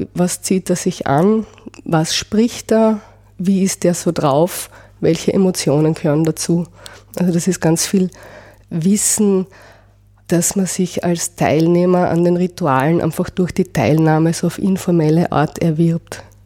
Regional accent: Austria; also born or lived in Vienna; bei uns in Österreich

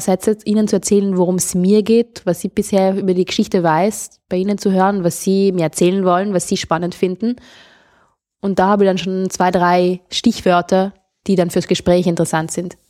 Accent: South Tyrol, Trentino-Alto Adige, Italy; Ich bin aus Südtirol

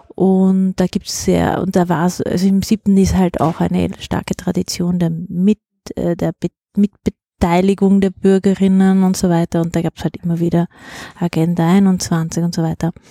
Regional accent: Kaltern, Trentino-Alto Adige, Italy; moved away as an adult; now in Vienna, Austria; Ich bin aus Südtirol

